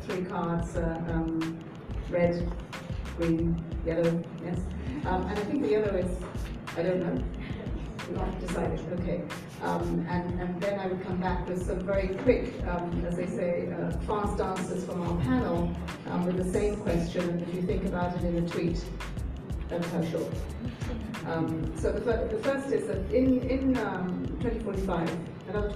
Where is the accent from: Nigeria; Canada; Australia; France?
Nigeria; I'm from Nigeria